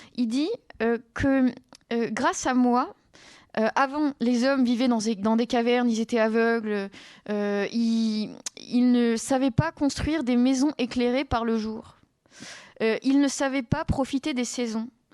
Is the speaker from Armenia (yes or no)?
no; southern France, France; moved away; je viens du sud de la France